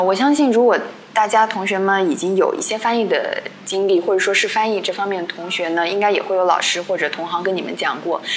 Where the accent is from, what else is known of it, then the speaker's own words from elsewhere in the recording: China; 因为我们 嗯 中国人。因为学生嘛，我们自小就是你知道，就好像怕老师